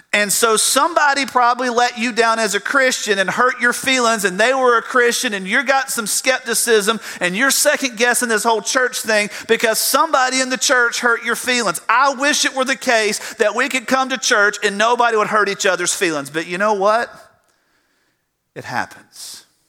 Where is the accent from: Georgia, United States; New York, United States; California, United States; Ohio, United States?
Georgia, United States; South; I grew up in South Georgia